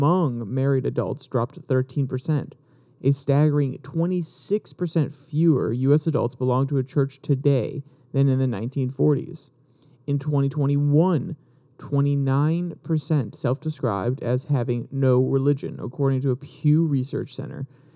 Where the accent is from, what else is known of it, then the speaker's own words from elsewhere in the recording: United States; we are all American